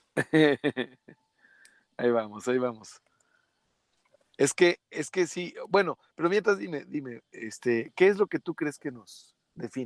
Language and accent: Spanish; Gómez Palacio, Durango, Mexico; yo soy Gómez Palatino, pero soy lagunero. No soy, no soy originario de Torreón